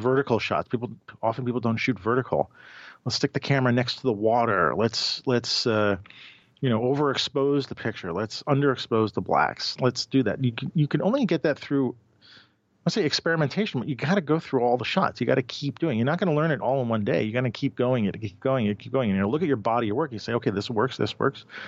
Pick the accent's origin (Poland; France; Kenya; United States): United States; New York; I'm a product of New York. I was born and raised in New York